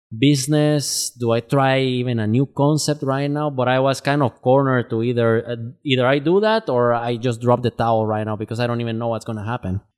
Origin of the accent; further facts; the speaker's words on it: Guatemala; now in Twin Cities, United States; I'm originally from Guatemala. I've been living in the Twin Cities since two thousand twelve